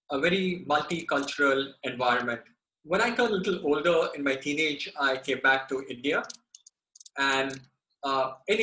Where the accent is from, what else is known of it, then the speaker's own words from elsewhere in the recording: Bangkok, Thailand; my early childhood, as in your case as well, has been spent in Southeast Asia, in Bangkok, Thailand